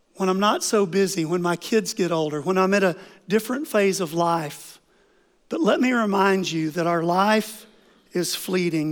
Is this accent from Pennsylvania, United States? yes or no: no; Oklahoma, United States; moved away; I grew up in Oklahoma on five acres